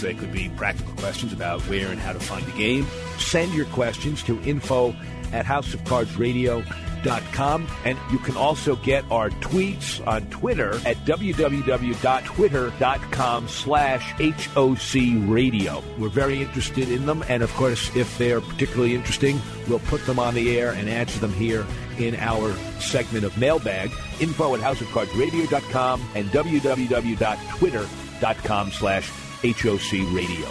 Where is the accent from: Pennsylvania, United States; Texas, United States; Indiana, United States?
Pennsylvania, United States; moved away; I was born in Pennsylvania and then returned there after I started my career as a community organizer